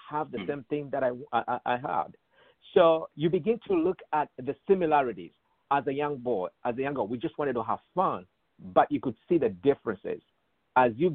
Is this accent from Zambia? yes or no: yes; Ndola, Copperbelt Province, Zambia; moved away as an adult; also born or lived in South Africa; I grew up in Zambia as a privileged young boy.